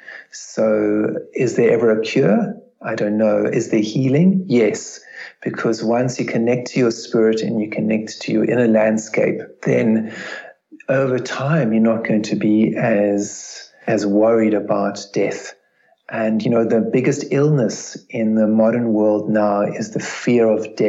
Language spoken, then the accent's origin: English; South Africa; growing up in South Africa